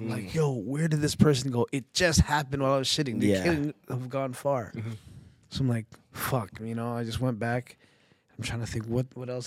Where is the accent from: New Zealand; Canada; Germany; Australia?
Canada; Toronto, Ontario; I'm from Scarborough